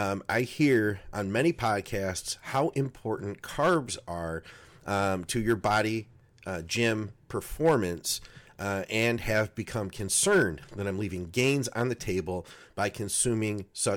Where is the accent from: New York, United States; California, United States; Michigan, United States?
Michigan, United States; Detroit; I'm from Detroit. I'm from Detroit.